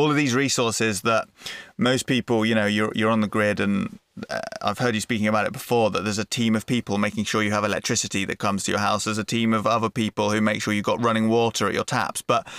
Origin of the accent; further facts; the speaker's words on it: England, United Kingdom; As an Englishman